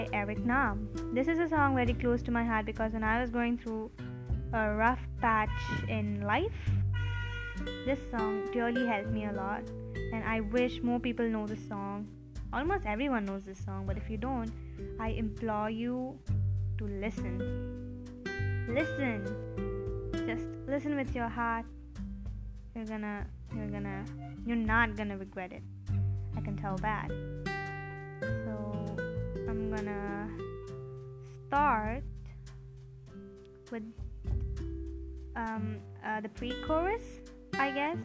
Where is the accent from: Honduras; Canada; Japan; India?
India; I'm from India, and I'm 17 years old.